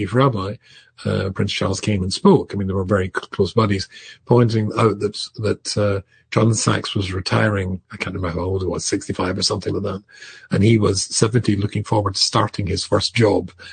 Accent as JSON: {"language": "English", "region": "Scotland", "country": "United Kingdom", "said": "I'm instantly not English, I'm Scottish"}